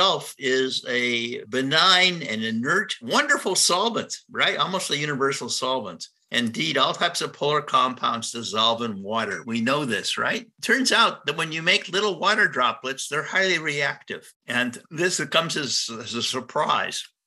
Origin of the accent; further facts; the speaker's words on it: Cleveland, Ohio, United States; I was born in Cleveland, Ohio